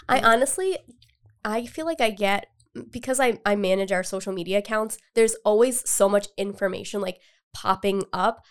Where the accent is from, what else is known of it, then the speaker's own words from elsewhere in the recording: Cumberland, Rhode Island, United States; I've lived in Rhode Island my entire life, and I'm originally from Cumberland